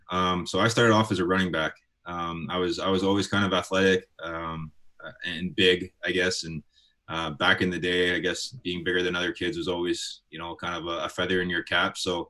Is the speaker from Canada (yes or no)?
yes; Winnipeg, Manitoba, Canada; obviously being Canadian, being in Winnipeg, we got 10 months of winter here.